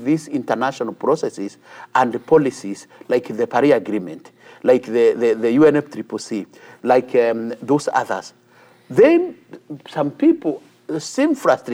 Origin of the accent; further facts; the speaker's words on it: Kenya; as a Kenyan